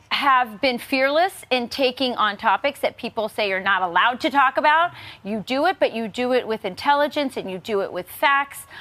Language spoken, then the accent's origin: English; Arizona, United States; I'm originally from Arizona, so I understand what's happening in the state of Arizona